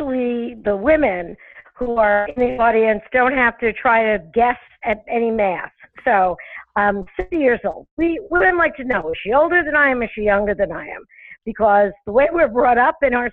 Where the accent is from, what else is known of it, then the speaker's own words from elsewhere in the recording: New York City, New York, United States; accent: New York; moved away as an adult; also born or lived in Long Island; now in Connecticut, United States; I'm from Brooklyn, New York, originally, which I think everybody who has ever been to New York for more than 3 hours can hear it in my voice, despite the fact that I've lived in Connecticut for 30 years